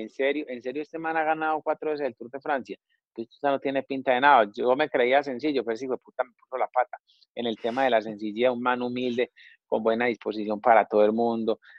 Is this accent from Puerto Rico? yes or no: no; Colombia; moved away as an adult; uno como colombiano